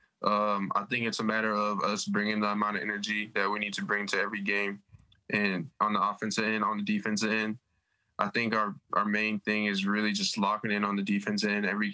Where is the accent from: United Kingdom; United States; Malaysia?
United States; Minnesota; moved away as an adult; I'm from Minnesota. I don't get to go home.